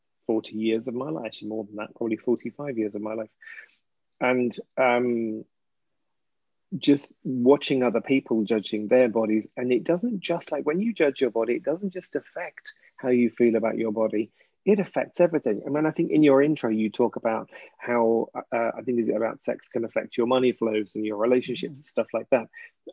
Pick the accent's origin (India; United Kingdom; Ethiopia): United Kingdom; England; ass because I'm English.